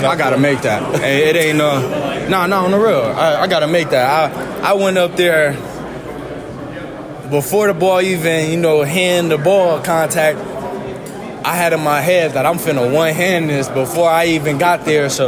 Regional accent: West Coast, United States; I'm, I'm, I'm from the West Coast, so it's you know going out to the East Coast at first it was it was different coming out here.

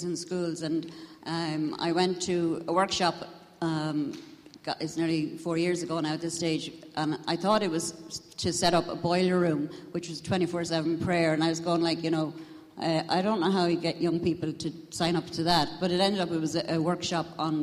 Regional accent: Tullamore, County Offaly, Ireland; I'm from Tullamore, County Offaly.

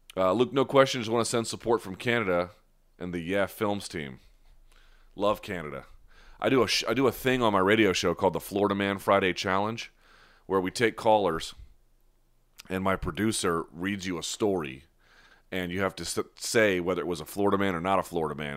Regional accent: New Delhi, Delhi, India; I was born in India. I was born in New Delhi.

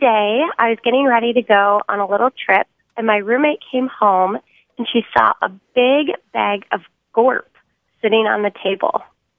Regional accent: Midwest, United States; now in San Diego, United States; I'm from the Midwest originally

